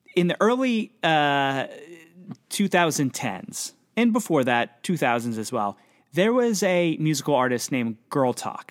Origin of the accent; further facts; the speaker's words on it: Pennsylvania, United States; I'm from Pennsylvania